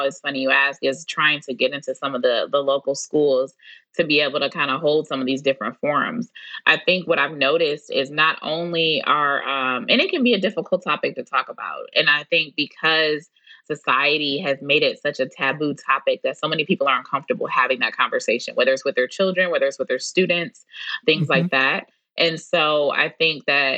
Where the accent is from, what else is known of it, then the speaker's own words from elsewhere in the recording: Detroit, Michigan, United States; now in Houston, United States; I'm 33 years old and I'm from Detroit. So it was a part of our educational curriculum